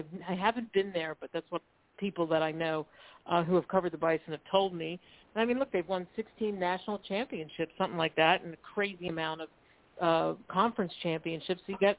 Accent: Philadelphia, Pennsylvania, United States; I grew up in Philly, so I'm an Eagles fan

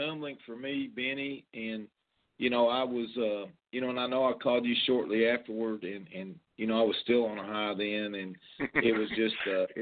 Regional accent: Western Kentucky, United States; growing up in Kentucky, in Western Kentucky

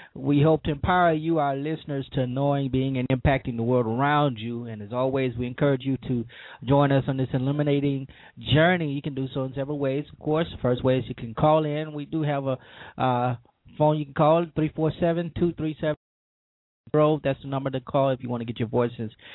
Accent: Louisiana, United States; my home state

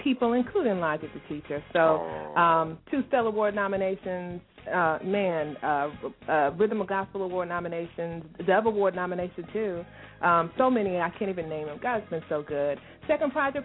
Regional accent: Herndon, Virginia, United States; now in West Virginia, United States; I'm from Herndon, Virginia

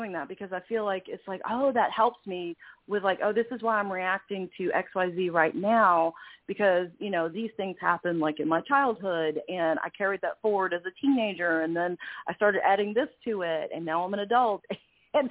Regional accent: New York City, New York, United States; I grew up in New York City

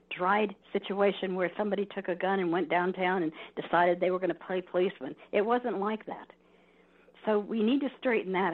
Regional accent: Bay Area and Southern California, United States; moved away as an adult; now in Modesto, United States; I don't come from Modesto. I don't come from anywhere in the Central Valley. I come from the Bay Area and Southern California

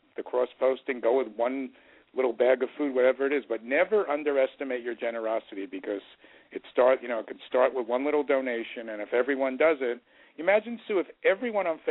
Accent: New York, United States; moved away; I grew up in New York

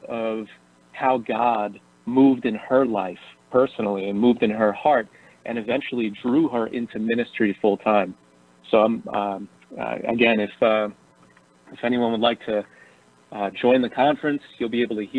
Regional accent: Bayonne, New Jersey, United States; also born or lived in Brooklyn, New York; I'm from New Jersey originally. Yeah. I grew up in Bayonne, New Jersey

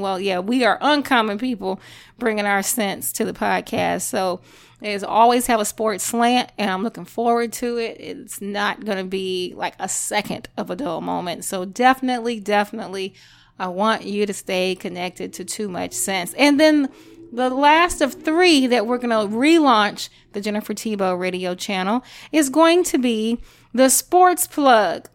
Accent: Louisiana, United States; I'm Creole, I'm from Louisiana

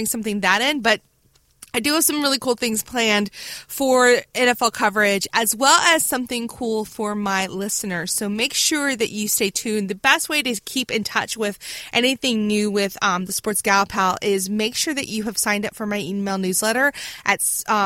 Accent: Virginia Beach, Virginia, United States; from Virginia Beach, one of my hometown.

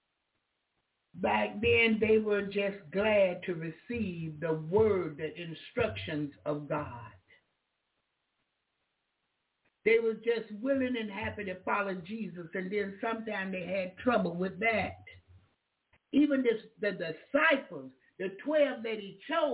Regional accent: the South, United States; I'm from the South.

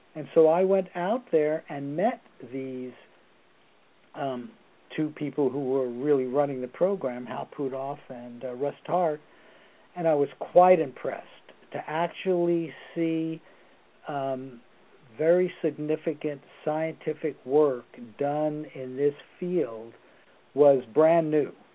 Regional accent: Torrance, California, United States; also born or lived in New York City, New York, United States; I was born in New York City, but I came to California when I was nine. So I consider myself to be a uh, uh, California, um, almost California resident, but not quite.

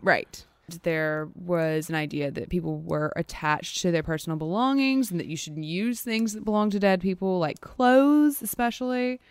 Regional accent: Louisiana, United States; especially in Louisiana, especially where we're from

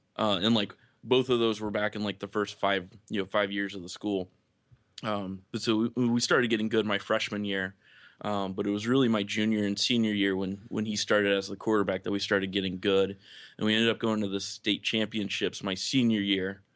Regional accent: Lakeland, Florida, United States; I grew up in Lakeland

